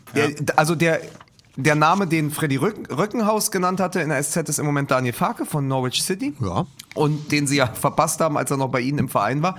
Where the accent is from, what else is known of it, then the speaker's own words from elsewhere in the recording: Berlin, Germany; als Berliner und als Hertha-Fan